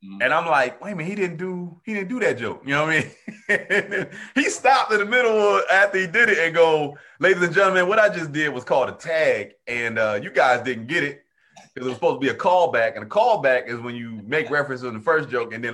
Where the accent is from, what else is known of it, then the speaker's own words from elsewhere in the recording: New Jersey, United States; moved away; I'm from the Northeast originally. I'm from Jersey originally, but I started comedy in the South